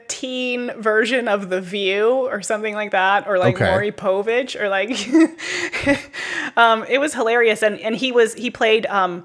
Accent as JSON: {"language": "English", "country": "Canada", "said": "it's hilarious to listen to as a Canadian."}